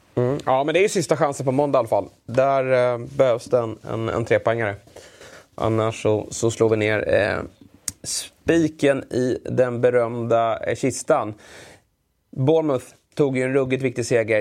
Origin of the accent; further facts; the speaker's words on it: Sweden; som svensk